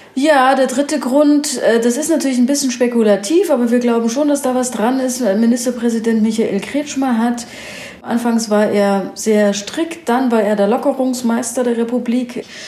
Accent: Ore Mountains, Saxony, Germany; ich komme selber aus dem Erzgebirge

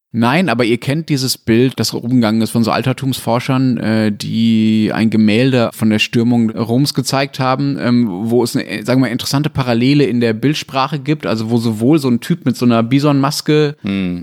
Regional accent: Germany; ich als Deutscher

